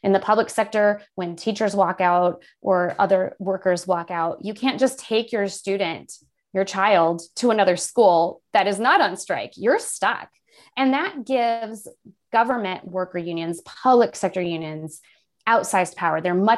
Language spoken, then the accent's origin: English; Illinois, United States; I grew up in Central Illinois, came back here later on in my life to raise our children. And so we are definitely, my husband and I both born and bred right here in the middle of Illinois.